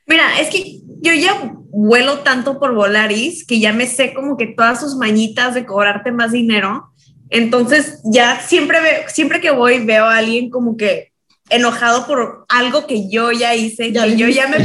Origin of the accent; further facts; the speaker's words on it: Mexico; now in Los Angeles, United States; nosotros que venimos de México